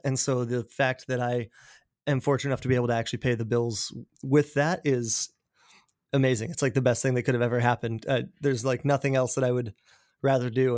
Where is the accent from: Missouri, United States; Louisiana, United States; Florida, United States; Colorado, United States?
Colorado, United States; now in Seattle, United States; I grew up in Colorado in a small mountain town outside of Denver